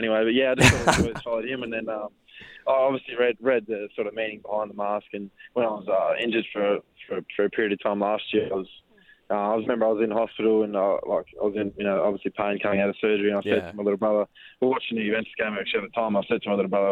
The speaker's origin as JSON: {"language": "English", "town": "Perth", "region": "Western Australia", "country": "Australia", "tie": "born or raised there", "said": "growing up in Perth, following Perth Glory pretty closely"}